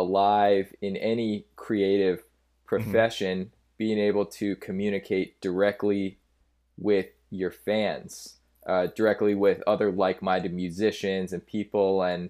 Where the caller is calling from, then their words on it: Los Angeles, California, United States; I'm calling from Los Angeles, California, in my apartment. I've been living in LA for about 10 years now.